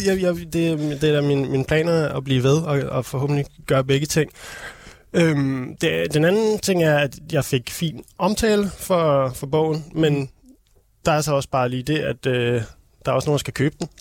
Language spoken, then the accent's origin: Danish; Copenhagen, Capital Region of Denmark, Denmark; also born or lived in Holte; jeg er sådan Københavner, sporkøbenhavner